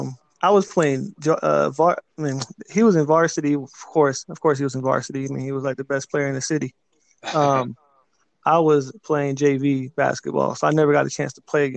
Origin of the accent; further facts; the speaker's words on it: Winston-Salem, North Carolina, United States; also born or lived in South Korea / Charlotte, North Carolina; I guess I'm originally from South Korea, actually. I was born in Korea, but I moved to the United States when I was around like 4 years old. And I grew up in Winston-Salem, North Carolina. So like an hour from Charlotte, North Carolina.